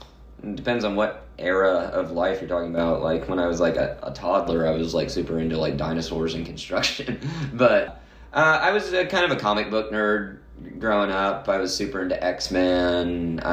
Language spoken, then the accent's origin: English; Nashville, Tennessee, United States; I'm born and raised in Nashville.